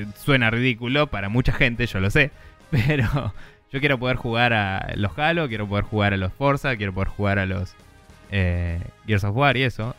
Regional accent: Argentina

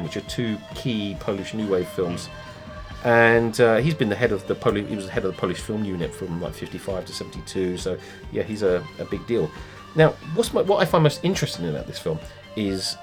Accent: England, United Kingdom; if we're English

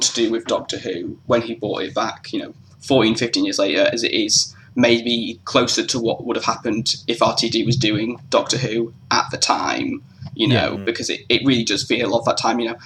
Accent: England, United Kingdom; growing up in England

